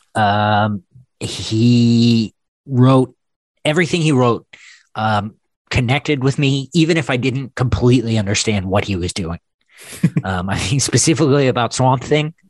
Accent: the South, United States; I'm from the South

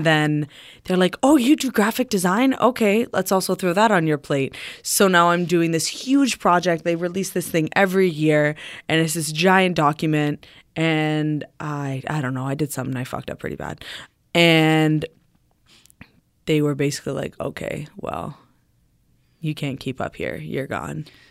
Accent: Riverside, Ontario, Canada; I grew up in Riverside

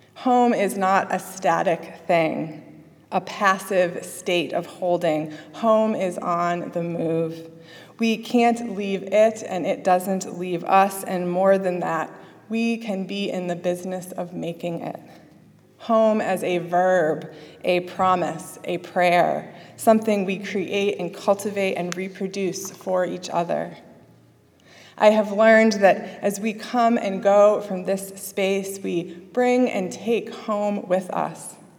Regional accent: Springfield, Massachusetts, United States; I grew up in Springfield, Massachusetts, before moving to a small rural farming town just south on the Connecticut border

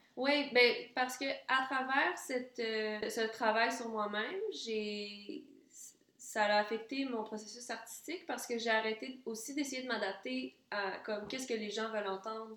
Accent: Quebec City, Quebec, Canada; also born or lived in Ann Arbor, Michigan, United States; moi, je suis née là, puis quand j'avais même pas un an, on est arrivé au, à Québec, la ville de Québec

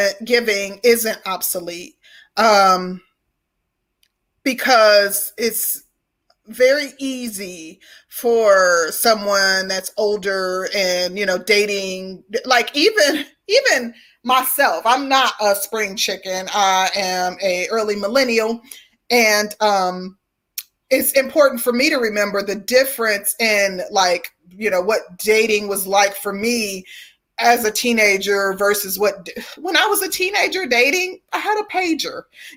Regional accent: the South, United States; And I think it comes from, you know, being a Southerner, like respectability when it comes to older people

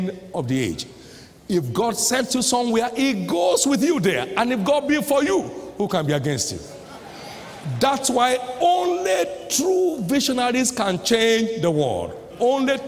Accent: Nigeria; I came all the way from Nigeria

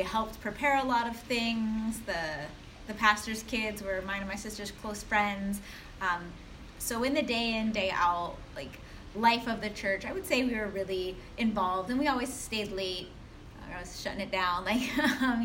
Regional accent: Ohio, United States; I grew up in what we call, like, the Midwest. I grew up in Ohio

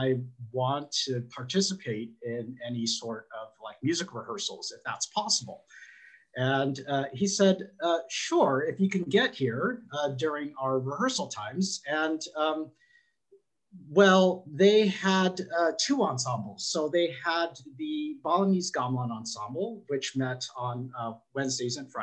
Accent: San Diego, California, United States; where I grew up in San Diego

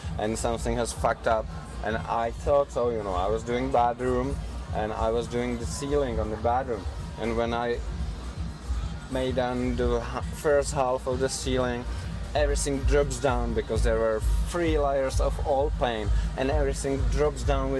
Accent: Poděbrady, Central Bohemian Region, Czechia; English is a second language; moved away as an adult; also born or lived in Ireland; So there were 8 of us from my hometown, from Czech

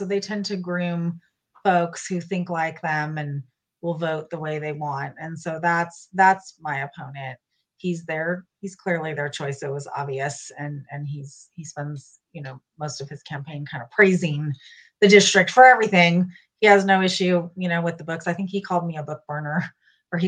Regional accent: California, United States; moved away as an adult; also born or lived in North Texas; now in Frisco, United States; I was born and raised there

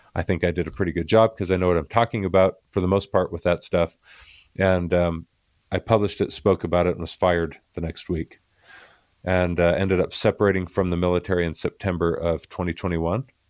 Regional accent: Tucson, Arizona, United States; I was born in Tucson, Arizona.

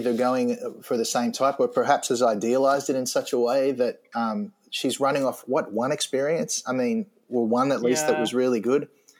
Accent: Australia; moved away as an adult; also born or lived in Maine; now in New York, United States; I am under 55. No, I'm an Australian who has been now in the US. It's actually 15 years this year.

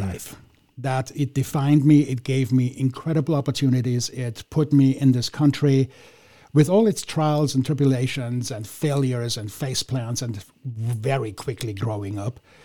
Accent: Vienna, Austria; now in United States; I'm from Vienna

